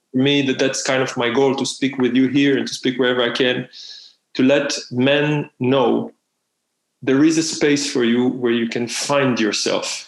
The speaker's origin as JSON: {"language": "English", "country": "Israel", "moved": "yes", "said": "I'm from Israel"}